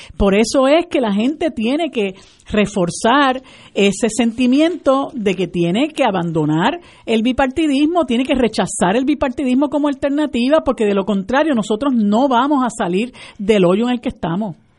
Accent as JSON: {"language": "Spanish", "country": "Puerto Rico", "said": "nosotros como puertorriqueños"}